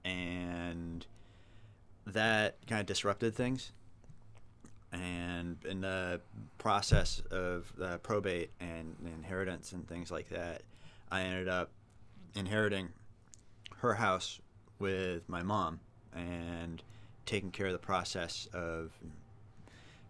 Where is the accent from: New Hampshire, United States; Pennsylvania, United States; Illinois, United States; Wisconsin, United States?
New Hampshire, United States; Concord; also born or lived in Lakes Region, New Hampshire; I grew up in New Hampshire, born and raised. I lived in Concord, moved up to the Lakes region, and then I came back down to Concord recently.